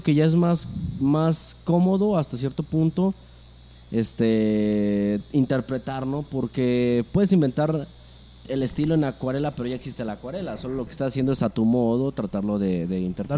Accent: Aguascalientes, Mexico

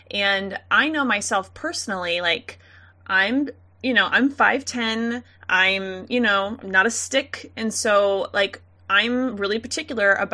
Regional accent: Missouri, United States; we're from Missouri.

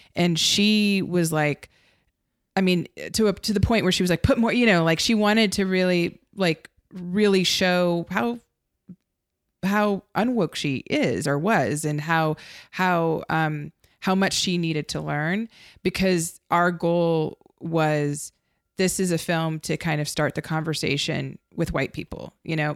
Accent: United States; as an American, um, and as a filmmaker

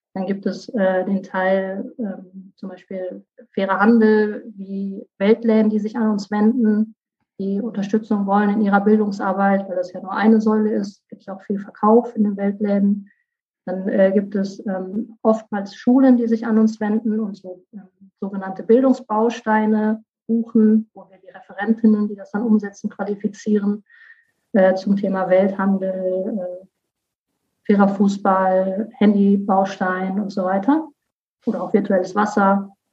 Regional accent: North Rhine-Westphalia, Germany; also born or lived in Cologne; now in Rhineland-Palatinate, Germany; Ich komme aus NRW

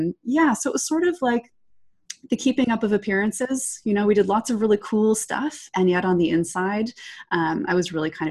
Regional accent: Toronto, Ontario, Canada; Oh yeah. Yes. Born and raised. Lived here all my life.

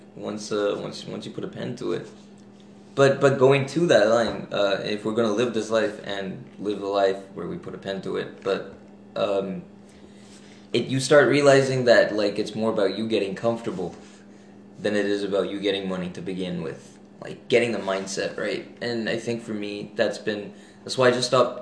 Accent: Dubai, United Arab Emirates; moved away as an adult; also born or lived in India; now in Vancouver, Canada; I'm actually from India, and then I grew up in Dubai, so I came down here for uni.

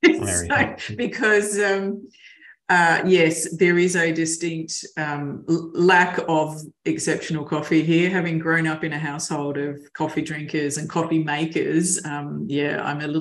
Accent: Mildura, Victoria, Australia; also born or lived in Melbourne; a long time since I was a kid in growing up in Mildura

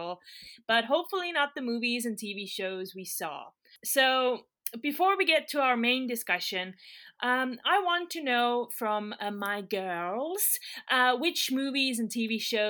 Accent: Estonia; I block at Meta Ray, and I'm from Estonia

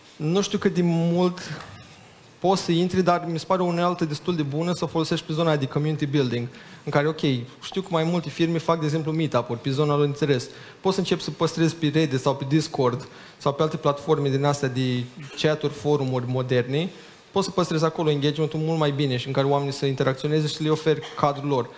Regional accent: Iași, Iași County, Romania; also born or lived in Chișinău; eu mi-aminteam de când eram mic cum era în Iași

